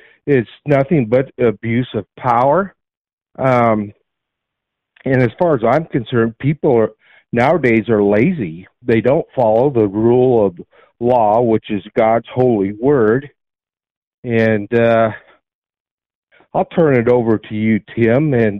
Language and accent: English; Nebraska, United States; I'm from Nebraska.